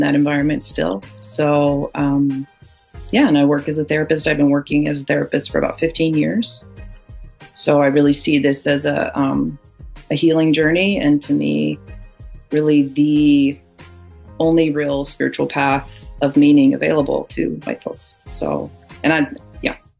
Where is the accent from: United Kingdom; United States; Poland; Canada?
United States; Seattle, Washington; I grew up in Seattle, very, like, liberal whiteness environment